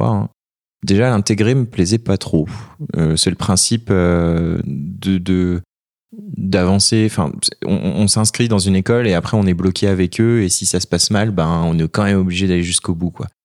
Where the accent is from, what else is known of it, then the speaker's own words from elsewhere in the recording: Annecy, Auvergne-Rhône-Alpes, France; moved away as an adult; also born or lived in Valenciennes; je suis originaire de Haute-Savoie, d'Annecy. Euh, mes parents habitent Annecy.